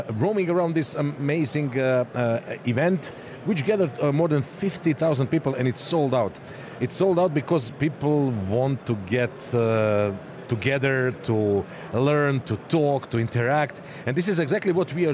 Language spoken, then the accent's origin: English; Serbia; now in Dubai, United Arab Emirates; coming from Serbia